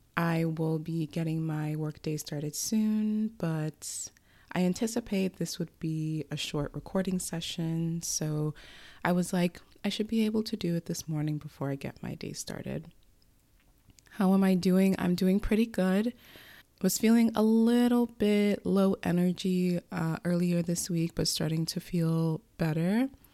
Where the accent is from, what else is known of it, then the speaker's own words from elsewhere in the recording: United States; as an American citizen writing this, especially with the country we live